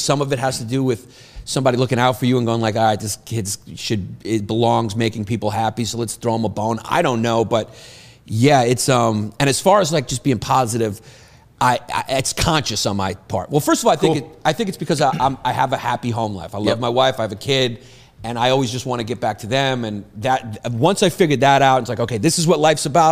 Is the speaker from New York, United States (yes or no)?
yes; New York, United States; I grew up in, like, New York when it was, like, bad